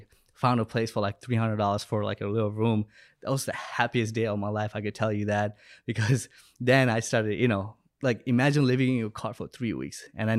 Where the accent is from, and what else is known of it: Bangladesh; born or raised there; moved away